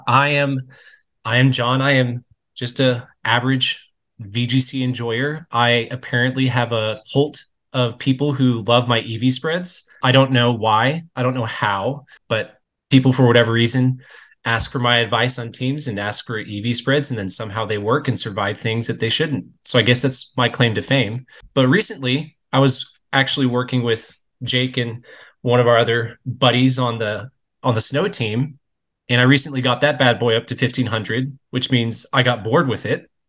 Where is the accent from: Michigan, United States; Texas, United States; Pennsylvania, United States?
Texas, United States; I was born and raised in Texas.